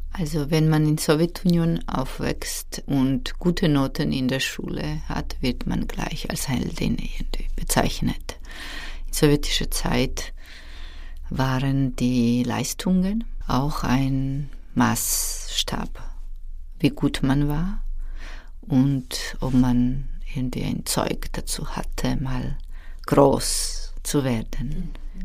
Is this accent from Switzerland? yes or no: no; Georgia; German is a second language; moved away; Ich bin aufgewachsen in Georgien in einer Familie mit zwei Schwestern, mit Mutter und einer Tante